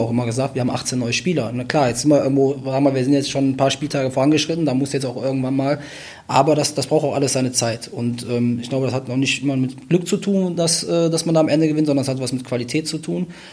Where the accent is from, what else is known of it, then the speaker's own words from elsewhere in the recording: Wuppertal, North Rhine-Westphalia, Germany; also born or lived in Cologne; Ich bin am Ölberg aufgewachsen